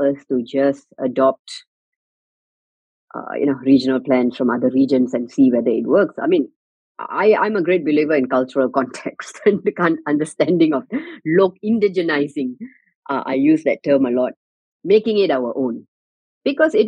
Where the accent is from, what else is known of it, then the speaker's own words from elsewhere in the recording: Singapore; as a Singaporean